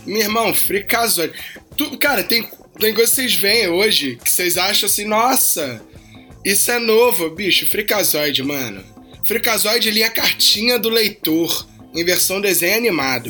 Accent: Rio de Janeiro, Brazil; eu sou um cara nascido e criado no Rio de Janeiro

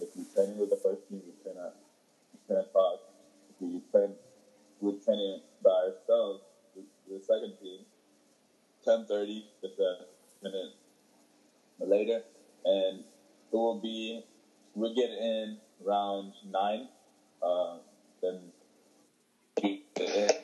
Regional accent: Atlanta, Georgia, United States; born or raised there; also born or lived in Ethiopia

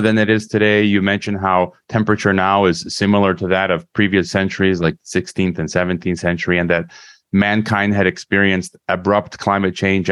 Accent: Chicago, Illinois, United States; my hometown, which is Chicago

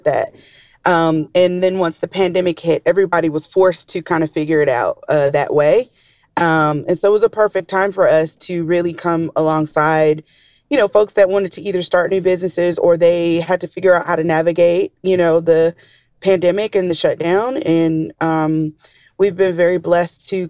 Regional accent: Atlanta, Georgia, United States; moved away; I'm from Atlanta, Georgia

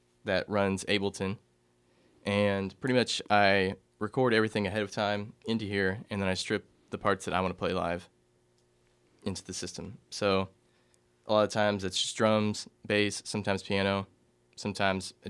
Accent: Salem, Indiana, United States; now in Indianapolis, United States; I'm originally from the very small, sparsely populated area of Salem, Indiana. But right now I'm living up in Indianapolis.

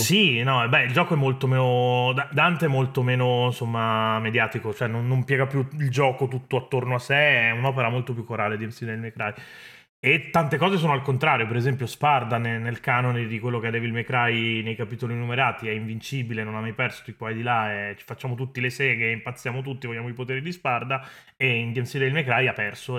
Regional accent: Italy; del mio paese, inteso l'Italia come, come, nazione

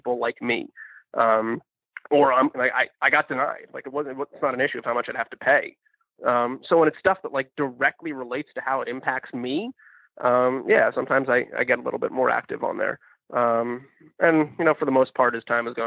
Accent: New Jersey, United States; moved away as an adult; now in Indianapolis, United States; I grew up in New Jersey in an area that was farmland and was very newly developed

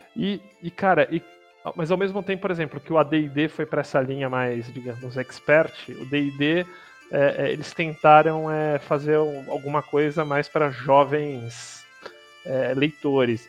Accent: Brazil; nosso como brasileiro aqui

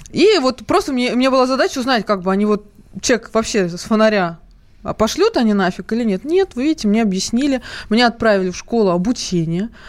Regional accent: Moscow, Russia; Я по поводу работы. Мне 23 года. Я из Москвы.

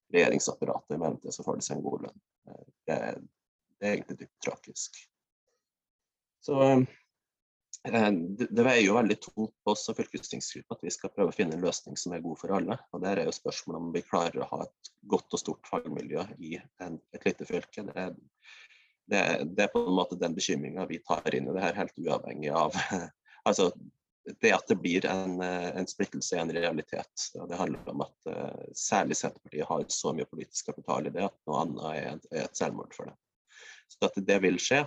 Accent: West Finnmark, Norway; jeg har en veldig sterk Vest-Finnmarks identitet. Regner meg sjøl som finnmarking

